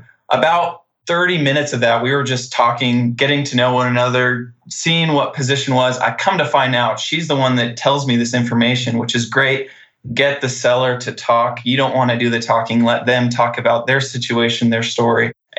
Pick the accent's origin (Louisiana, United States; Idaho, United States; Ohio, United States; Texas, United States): Idaho, United States; Post Falls; I'm from North Idaho, Post Falls, right next to Coeur d'Alene